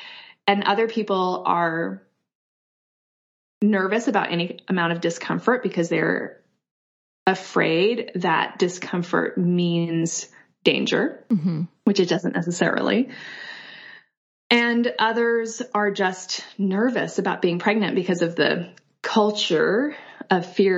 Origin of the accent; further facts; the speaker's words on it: Kyoto, Japan; born there; I was born in Kyoto, Japan in 1978. And my parents were hippies. They're both from Europe.